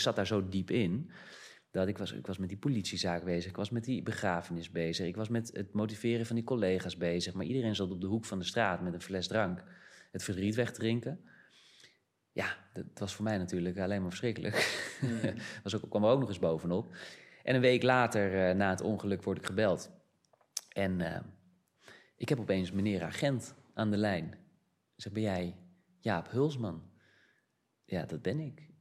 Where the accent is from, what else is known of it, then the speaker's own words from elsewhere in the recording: Amsterdam, North Holland, Netherlands; moved away; also born or lived in Brazil; Ik ben geboren in Amsterdam